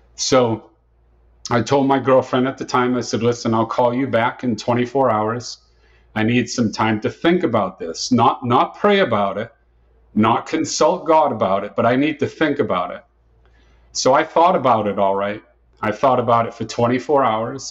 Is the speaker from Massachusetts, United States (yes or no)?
yes; Dartmouth, Massachusetts, United States; moved away as an adult; now in Tampa, United States; I was born and raised in Dartmouth, Massachusetts, and I spent the first 26 years of my life there in Dartmouth, Massachusetts.